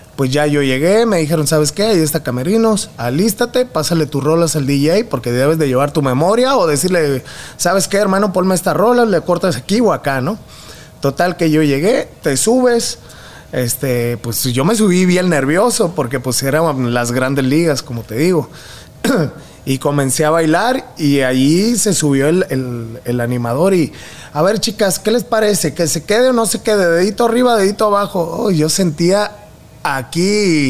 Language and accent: Spanish; Mexicali, Baja California, Mexico; moved away as an adult; also born or lived in Guadalajara / Tijuana; now in Monterrey, Mexico; Y de Guadalajara nos fuimos a la frontera para buscar un mejor futuro y ahí fue donde crecí, en Mexicali y en Tijuana.